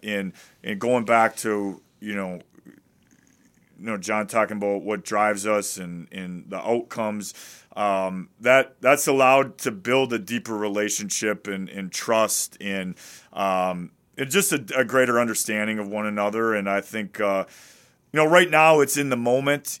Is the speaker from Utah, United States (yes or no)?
no; Wisconsin, United States; I'm from Wisconsin